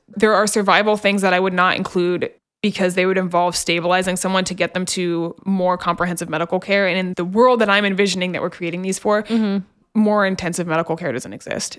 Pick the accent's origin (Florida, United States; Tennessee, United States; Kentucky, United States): Tennessee, United States; just outside of Memphis; I grew up just outside of Memphis